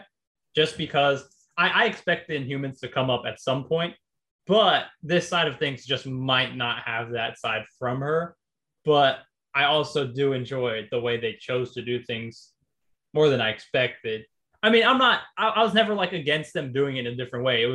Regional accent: New York, United States; I grew up in New York

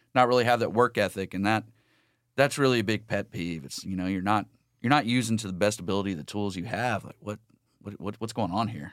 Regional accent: Lake Sam Rayburn, Southeast Texas, United States; I grew up in South Lake, uh, Southeast Texas, uh, Lake Sam Rayburn

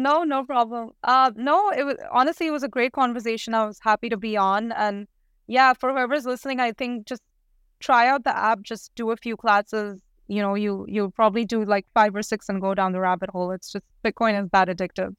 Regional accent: India; moved away; I'm originally from India

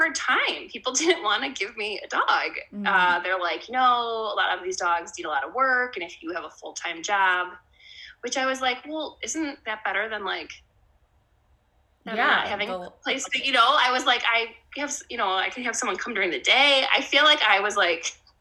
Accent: Western Springs, Illinois, United States; I grew up in Western Springs, which is a western suburb, which a lot of people don't always know, but it's next to LaGrange

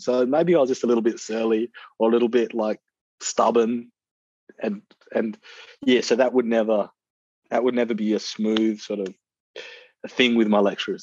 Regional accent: Perth, Western Australia, Australia; I grew up in Perth

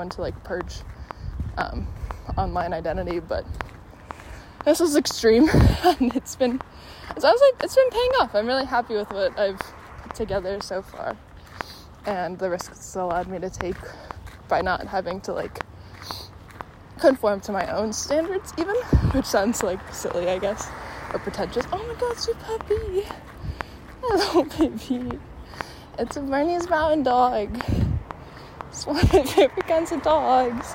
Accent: Chicago, Illinois, United States; in Chicago, there's... selective enrollment schools, and I went to Northside College Prep

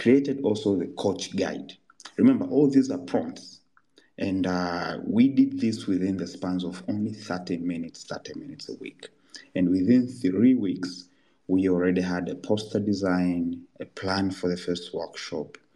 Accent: Kilimanjaro, Tanzania; where I was born in Kilimanjaro, and we still did not have electricity

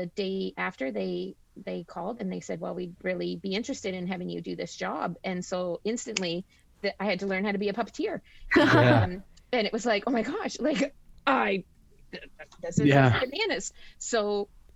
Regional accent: Flesherton, Ontario, Canada; I grew up in Gray County. So I went to school at McPhail. I did my high school at Gray Highlands. So I'm born and raised here.

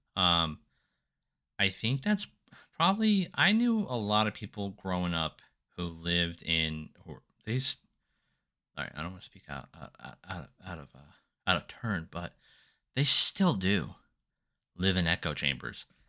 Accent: Silver Springs, United States; I was born in Silver Springs.

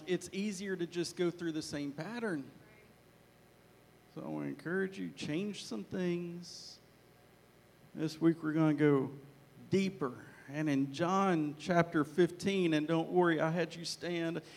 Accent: Arkansas, United States; now in Texas, United States; Hopefully you get my accent, because I grew up in Arkansas. I was born in Texas, but forgive me, I grew up in Arkansas.

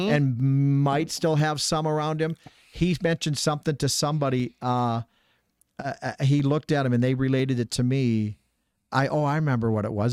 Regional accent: Minnesota, United States; moved away; I'm from Minnesota

